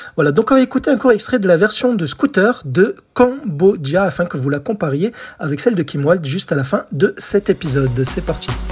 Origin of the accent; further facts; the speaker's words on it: France; chez nous en France